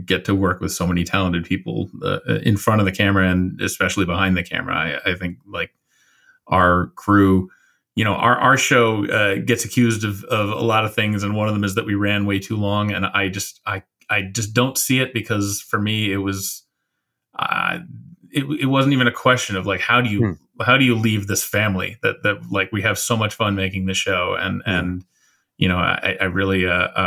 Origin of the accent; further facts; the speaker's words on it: Shaker Heights, Ohio, United States; I grew up walking around the Shaker Heights Public Library